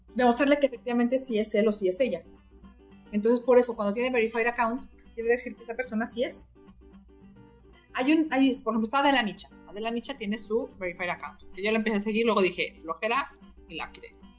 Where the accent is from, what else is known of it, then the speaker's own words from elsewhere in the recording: Mexico; como buenos mexicanos, sacamos el chistecito